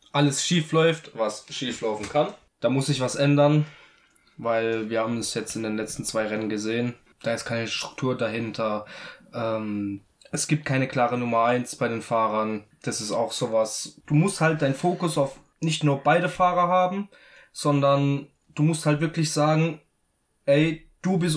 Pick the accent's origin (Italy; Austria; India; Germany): Italy; ich als Italiener